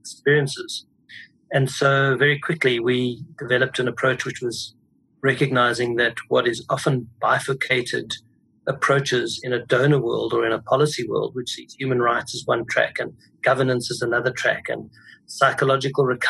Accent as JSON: {"language": "English", "country": "South Africa", "tie": "born or raised there", "moved": "as an adult", "lives_now": "New York, United States", "said": "I'm South African. I finished high school in 1976, which was, as a white South African, a very significant moment."}